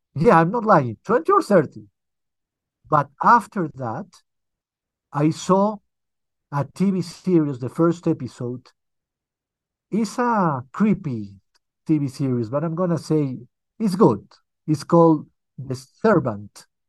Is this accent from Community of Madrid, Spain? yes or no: no; Barcelona, Catalonia, Spain; moved away as an adult; also born or lived in United Kingdom; now in Colombia; Well, I was born here, but when I was very little, I moved with my family, my parents, and my brother to Europe. So basically, I grew up in Europe, especially in Spain, in Barcelona.